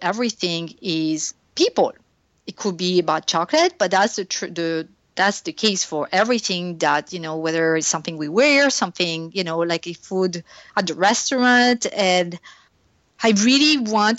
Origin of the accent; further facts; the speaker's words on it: France; English is a second language; moved away; I grew up in France